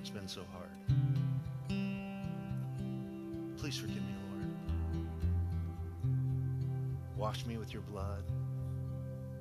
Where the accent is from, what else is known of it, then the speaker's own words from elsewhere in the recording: Idaho, United States; now in California, United States; I'm from Idaho